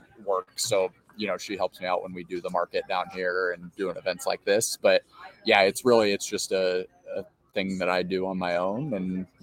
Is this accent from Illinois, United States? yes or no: no; Fort Wayne, Indiana, United States; I've born and raised in Fort Wayne